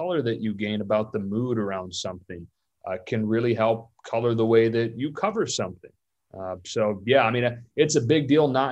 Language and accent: English; Michigan, United States; Growing up in Michigan